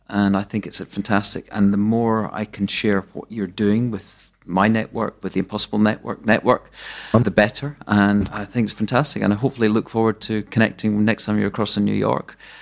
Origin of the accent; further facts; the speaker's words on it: Arbroath, Scotland, United Kingdom; up the road from where I was born in Arbroath.